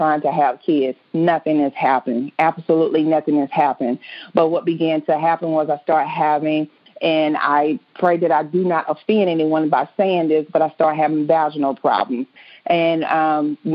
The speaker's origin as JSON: {"language": "English", "town": "Indianapolis", "region": "Indiana", "country": "United States", "said": "I am from Indianapolis, Indiana"}